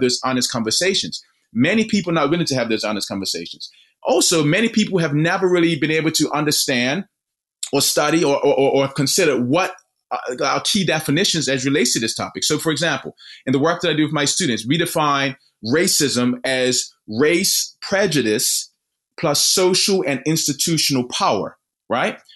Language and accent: English; Bermuda; now in Missouri, United States; born and raised in Bermuda